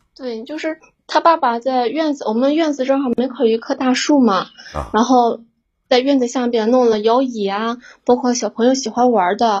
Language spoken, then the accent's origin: Chinese; Shandong, China; 我们山东那边儿，我对象是干装修的嘛